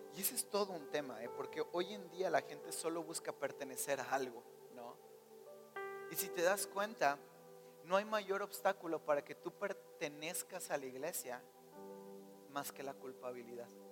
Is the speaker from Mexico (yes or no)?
yes; Mexico; Creo que somos mexicanos